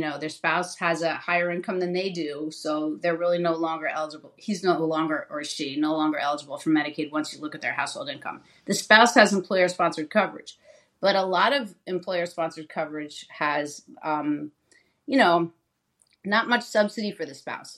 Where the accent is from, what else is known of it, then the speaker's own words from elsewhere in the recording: New Jersey, United States; I was in state government in my home state of New Jersey